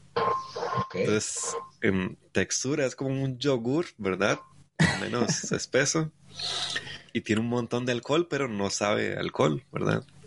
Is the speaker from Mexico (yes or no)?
no; Costa Rica; Soy de Costa Rica